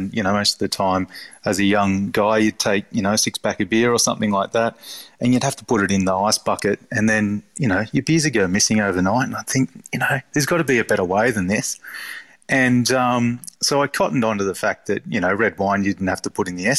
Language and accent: English; Balgownie, New South Wales, Australia; So I grew up around Balgowney sort of way.